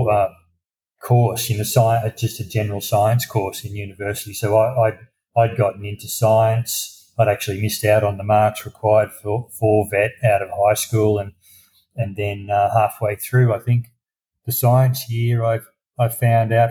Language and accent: English; country Victoria, Australia; also born or lived in Brisbane, Queensland; I grew up in country Victoria, which is the southern state